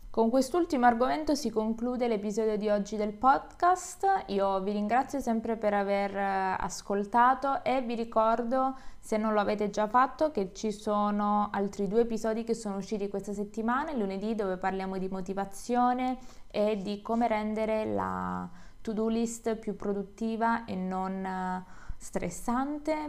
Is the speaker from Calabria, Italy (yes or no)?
yes; Calabria, Italy; Io sono del sud, sono calabrese